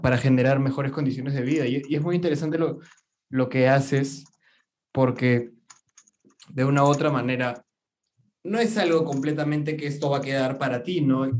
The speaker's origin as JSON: {"language": "Spanish", "country": "Peru", "said": "somos peruanos"}